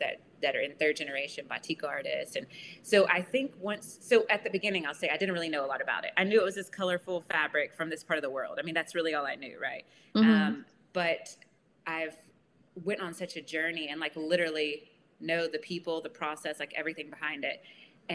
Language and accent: English; United States; moved away as an adult; now in Malaysia; as an American